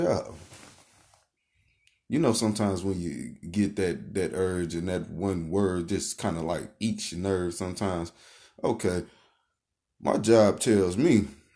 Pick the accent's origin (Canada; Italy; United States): United States; the Carolinas; I'm from the Carolinas